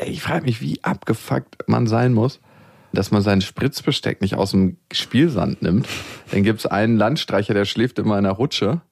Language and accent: German; Berlin, Germany; wenn ich in dem Bezirk zur Schule gegangen wäre, wo ich geboren bin